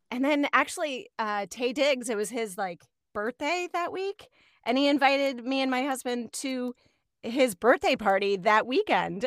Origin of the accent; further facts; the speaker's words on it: Virginia, United States; moved away as an adult; also born or lived in Chicago; now in Los Angeles, United States; I'm originally from Virginia